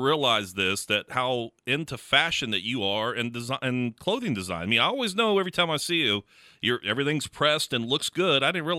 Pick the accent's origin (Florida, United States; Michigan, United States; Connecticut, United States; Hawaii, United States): Florida, United States; Tampa; I grew up as a kid idolizing our meteorologist where I grew up in Tampa